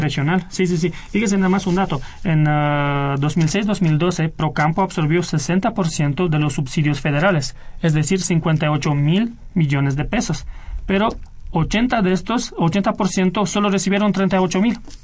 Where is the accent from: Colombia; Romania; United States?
Romania; moved away; Yo vengo de Rumanía y sí conozco muy bien la realidad económica de Rumanía de los años 90